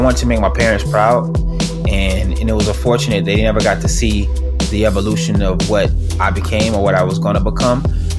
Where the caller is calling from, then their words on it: Orlando, Florida, United States; Right now I'm in Orlando, Florida. I'm kind of all over the place. So I spend my time in LA.